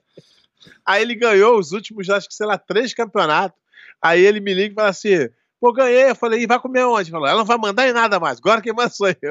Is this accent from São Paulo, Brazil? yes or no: no; Rio de Janeiro, Brazil; now in Florida, United States; eu sou brasileiro do Rio de Janeiro